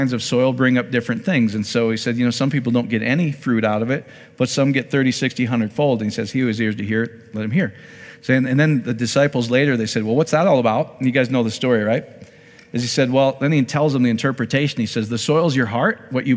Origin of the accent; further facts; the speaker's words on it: Iowa, United States; I'm from Iowa